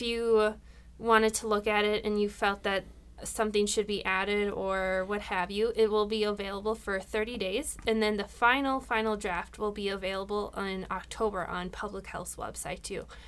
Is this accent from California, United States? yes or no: no; Rochester, Minnesota, United States; I was born and raised here in Rochester